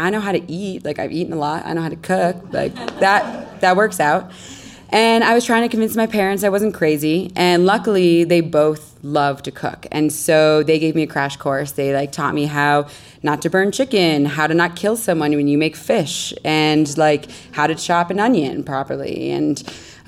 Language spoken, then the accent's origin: English; Connecticut, United States; moved away as an adult; also born or lived in Caribbean; I grew up in Connecticut